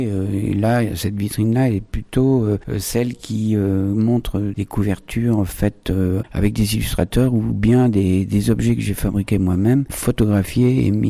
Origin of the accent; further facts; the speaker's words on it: Buenos Aires, Argentina; born there; mes origines je suis né à Buenos Aires en Argentine en 1948 et donc je suis né dans un port un grand port de commerce